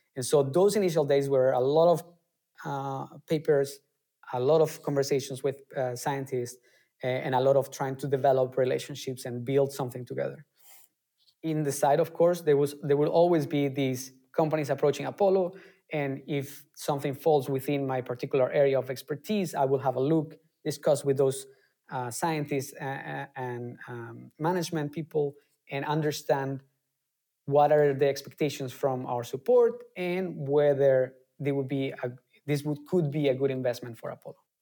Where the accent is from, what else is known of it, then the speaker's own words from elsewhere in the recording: Colombia; moved away as an adult; now in Germany; I come originally from Colombia and I came to Germany almost uh, 10 years ago